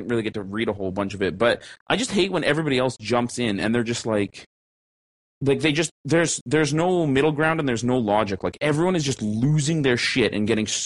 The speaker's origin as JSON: {"language": "English", "country": "Canada", "said": "Caucasian slash mixed bred Canadian regular ass fucking person"}